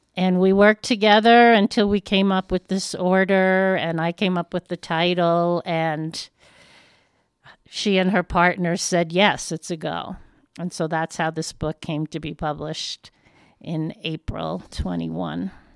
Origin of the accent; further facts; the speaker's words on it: New York, United States; moved away as an adult; now in Westcliffe, United States; am a Jew from New York